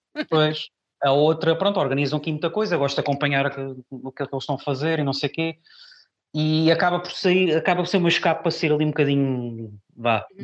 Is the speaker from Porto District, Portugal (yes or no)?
no; Pinhal Novo, Setúbal, Portugal; moved away as an adult; also born or lived in Lisbon; now in Barreiro, Portugal; eu nasci em Lisboa e fui recambiado, eu vivi muitos anos no Punhal Novo.